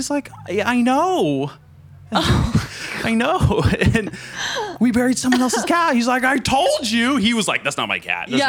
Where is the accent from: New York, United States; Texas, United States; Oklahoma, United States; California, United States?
California, United States; Santa Barbara County; I'm from Santa Barbara County.